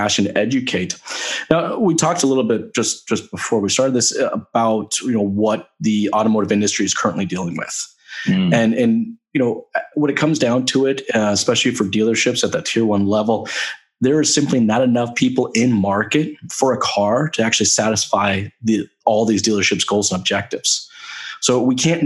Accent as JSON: {"language": "English", "country": "United States", "moved": "yes", "lives_now": "Canada", "said": "I'm originally from the States"}